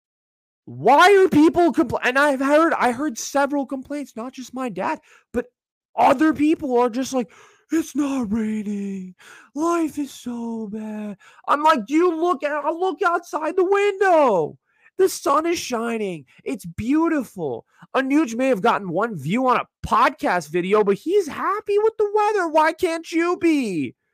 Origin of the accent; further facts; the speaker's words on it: Northern California, United States; I'm from Northern California